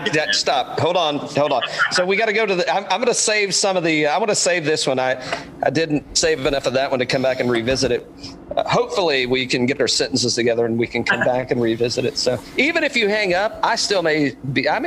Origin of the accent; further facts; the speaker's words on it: East Tennessee, United States; growing up in East Tennessee